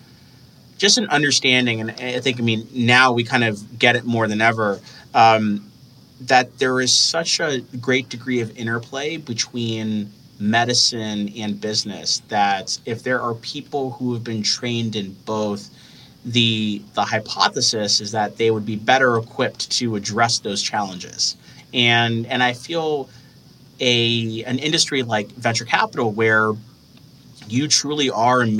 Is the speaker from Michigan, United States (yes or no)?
yes; Michigan, United States; I'm originally from Michigan. So I applied through my home state of Michigan